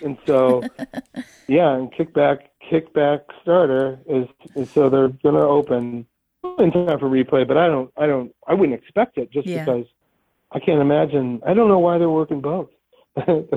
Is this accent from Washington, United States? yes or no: no; Ohio, United States; now in Pittsburgh, United States; I grew up in Ohio